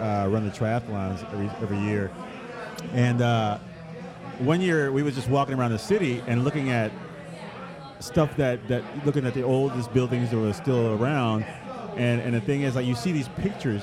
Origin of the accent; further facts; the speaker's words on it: Puerto Rico; also born or lived in Chicago; So I'm from Chicago, but I grew up in Puerto Rico.